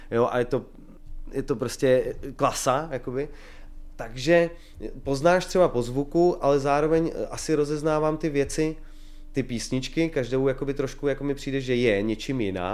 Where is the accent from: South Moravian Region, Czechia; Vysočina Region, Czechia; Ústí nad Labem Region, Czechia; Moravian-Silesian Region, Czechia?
Vysočina Region, Czechia; Kamenice nad Lipou; now in Prague, Czech Republic; my jsme kapela z Vysočiny